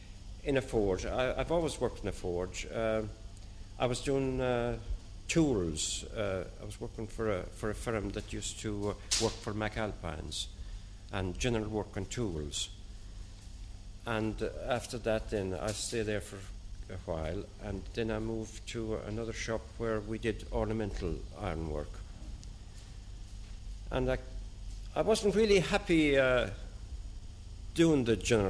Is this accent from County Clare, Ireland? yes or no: yes; Shragh, County Clare, Ireland; moved away as an adult; now in London, United Kingdom; I came from County Clare, as you know, midway between Kilrush and Kilkee.